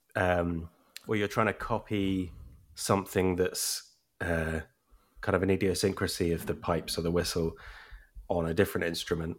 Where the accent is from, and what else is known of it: Brighton, South East England, United Kingdom; born or raised there; accent: English